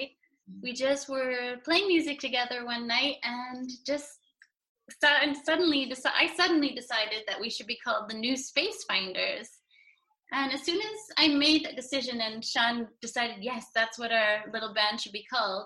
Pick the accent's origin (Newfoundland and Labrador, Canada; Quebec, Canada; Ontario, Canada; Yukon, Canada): Quebec, Canada; Montreal; now in United Kingdom; I come from Montreal, was born there, lived half my life in Montreal, half my life in the UK.